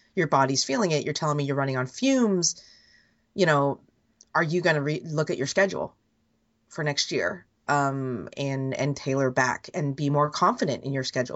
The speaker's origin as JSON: {"language": "English", "area": "Bay Area", "region": "California", "country": "United States", "said": "I've lived my life, most of my life, obviously, being an American and being Asian, Asian American, even in the Bay Area, feeling like you didn't blend"}